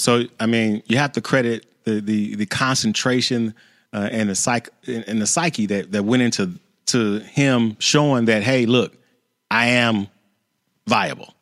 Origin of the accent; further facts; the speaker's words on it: Chicago, Illinois, United States; I grew up in Chicago